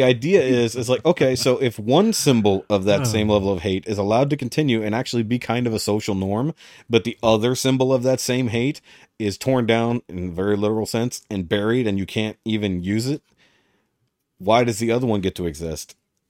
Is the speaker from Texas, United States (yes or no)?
yes; Texas, United States; As a Texan, I need to know.